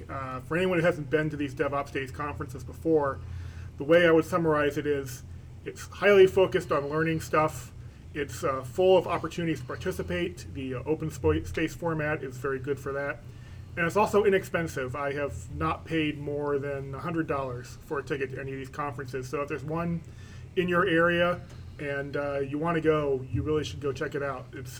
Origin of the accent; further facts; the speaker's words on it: Chicago, Illinois, United States; moved away; I was an Ignite speaker at the conference, and I'm returning to my hometown of Chicago after a long time away.